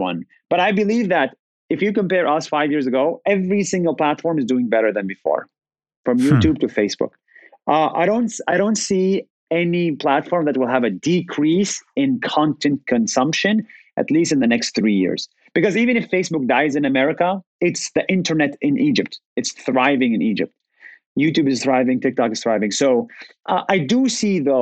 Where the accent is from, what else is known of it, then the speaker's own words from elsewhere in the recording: Israel; moved away as an adult; also born or lived in United States; I was born and raised in Israel as a Palestinian